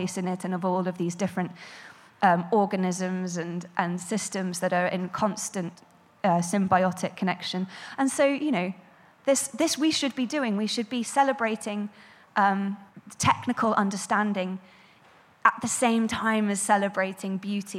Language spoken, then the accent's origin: English; Frome, South West England, United Kingdom; my hometown of Frome